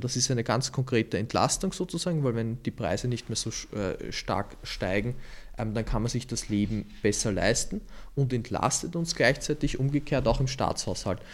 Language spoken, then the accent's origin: German; Lower Austria, Austria; now in Vienna, Austria; weil ich gebürtiger Niederösterreicher bin